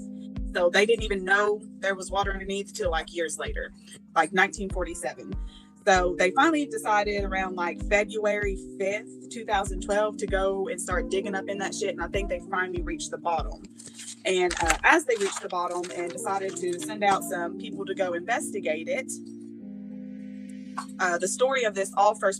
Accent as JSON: {"language": "English", "region": "Tennessee", "country": "United States", "said": "I'm from Tennessee"}